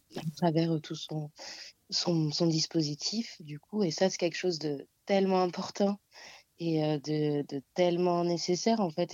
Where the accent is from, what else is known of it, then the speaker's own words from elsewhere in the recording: Réunion; moved away as an adult; now in Paris, France; je viens de l'île de la Réunion, donc ça fait euh, cinq ans que je suis ici